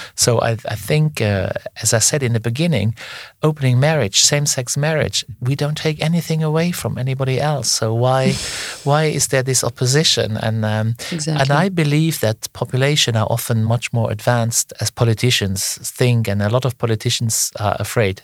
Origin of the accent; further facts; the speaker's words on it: Luxembourg; I come from Luxembourg, a very small country